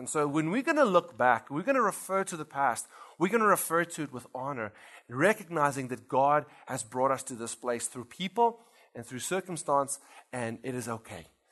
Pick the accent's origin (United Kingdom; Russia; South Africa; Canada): South Africa; moved away as an adult; now in Louisiana, United States; we actually come from South Africa.